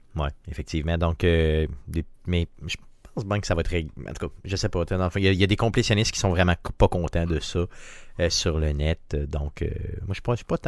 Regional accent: Quebec, Canada; chez nous au Québec

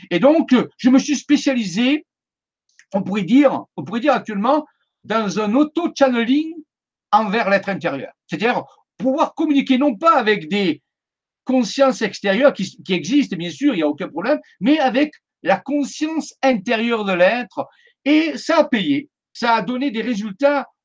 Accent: Marseille, Provence-Alpes-Côte d'Azur, France; born there; now in Saint-Maximin-la-Sainte-Baume, France; je suis resté dans le sud de la France parce que je suis né à Marseille, ça doit s'entendre. Donc, je suis resté dans le sud de la France et je suis venu m'établir à Saint-Maximin à Sainte-Baume.

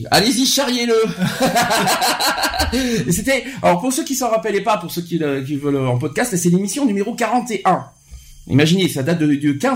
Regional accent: Sisteron, Provence-Alpes-Côte d'Azur, France; accent: southern (sud-est); now in Bordeaux, France; Non, je ne suis pas de Bordeaux je suis de Sisteron.

